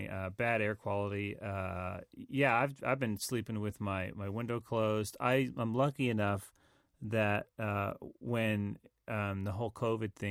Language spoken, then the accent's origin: English; the South, United States; accent: southern; my southern accent comes out.